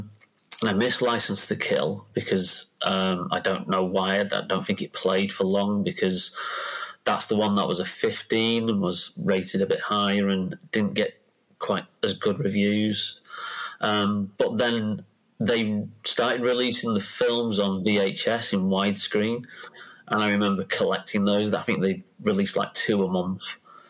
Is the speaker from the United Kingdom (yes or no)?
yes; United Kingdom; Bond, like you say, is kind of like a comfort blanket for, anybody growing up in Britain, because it's always been there, it's always been on TV, and that's my earliest memories of it.